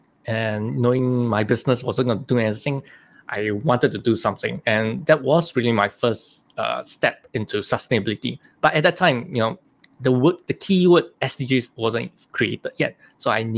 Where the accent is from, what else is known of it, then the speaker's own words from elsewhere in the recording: Singapore; I was born in Singapore